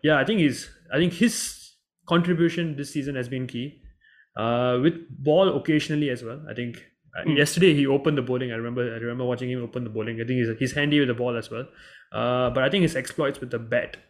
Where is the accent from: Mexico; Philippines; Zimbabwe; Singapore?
Singapore; being a Singaporean